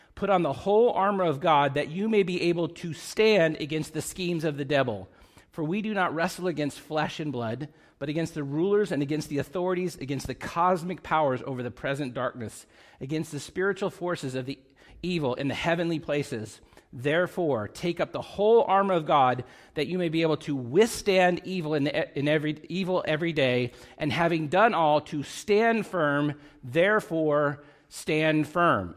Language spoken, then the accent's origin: English; Hoag, California, United States; moved away; I wanna live in my hometown. I was born in Hogue. This is a homecoming for me